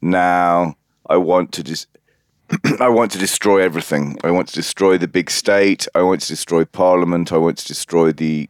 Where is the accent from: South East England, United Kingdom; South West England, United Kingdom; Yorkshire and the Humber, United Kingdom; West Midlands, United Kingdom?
West Midlands, United Kingdom; Solihull; accent: Brummie; so I'm a Brummie by birth, as you can probably tell by my dulcet tones.